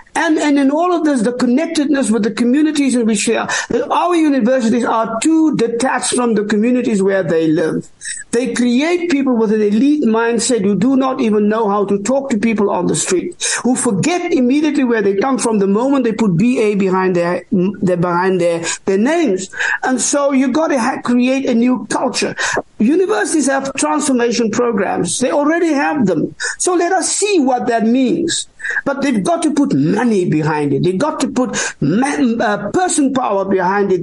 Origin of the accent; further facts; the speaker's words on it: South Africa; I am an African. Uh, I am Khoi. I am San. I am uh, I am South African Bantu